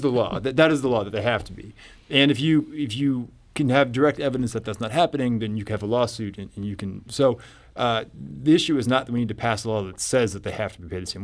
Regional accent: Columbia, Missouri, United States; I grew up in Columbia

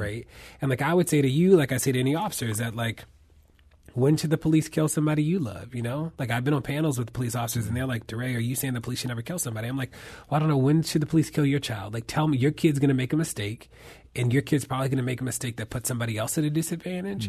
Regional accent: Baltimore, Maryland, United States; my hometown of Baltimore

